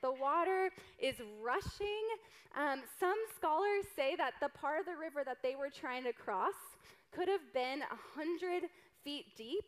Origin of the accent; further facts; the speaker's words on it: the South, United States; I'm from the South